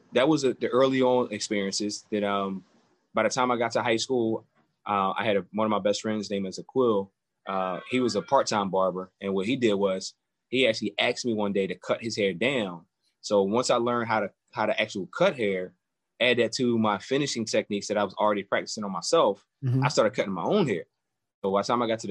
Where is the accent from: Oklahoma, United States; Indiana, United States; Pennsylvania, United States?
Pennsylvania, United States; Philadelphia; Born and raised in Philadelphia